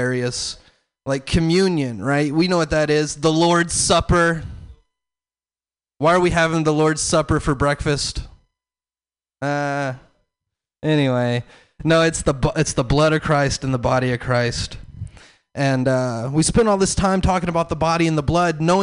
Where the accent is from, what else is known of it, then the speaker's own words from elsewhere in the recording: the South, United States; I'm from the South.